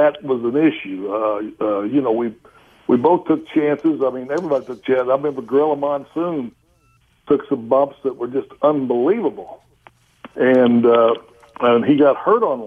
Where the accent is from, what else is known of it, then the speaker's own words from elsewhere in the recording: Oklahoma, United States; I'm a guy from Oklahoma.